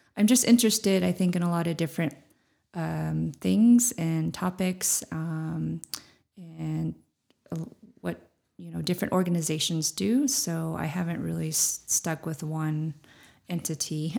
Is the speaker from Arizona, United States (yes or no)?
yes; Shanto, Arizona, United States; also born or lived in Flagstaff, Arizona; I grew up in Shantou and, um, also here in Flagstaff as well. So kind of a split between both places